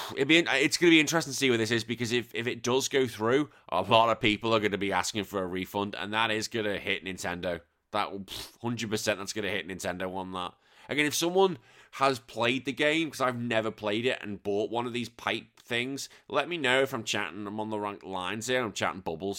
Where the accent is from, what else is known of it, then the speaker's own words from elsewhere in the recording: England, United Kingdom; being an Englishman